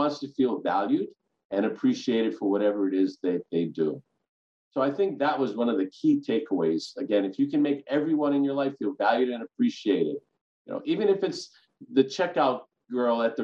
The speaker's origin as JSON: {"language": "English", "town": "Kailua", "region": "Hawaii", "country": "United States", "tie": "born or raised there", "said": "A local boy from Kailua, went to Catholic schools, graduated from St. Louis High School"}